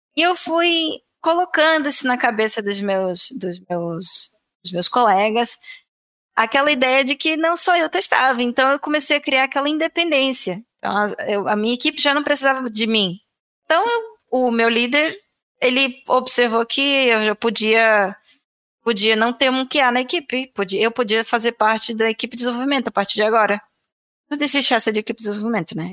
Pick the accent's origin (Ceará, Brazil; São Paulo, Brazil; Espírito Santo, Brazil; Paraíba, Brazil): Paraíba, Brazil; João Pessoa; born or raised there; moved away as an adult; also born or lived in Florianópolis, Brazil; now in Portugal